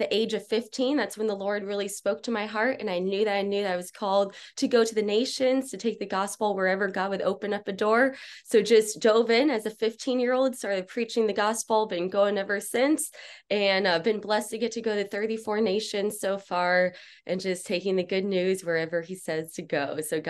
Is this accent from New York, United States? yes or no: no; Miami, Florida, United States; Yeah, well, I grew up here in Miami, Florida. So I like to pretend that I'm kind of gangster.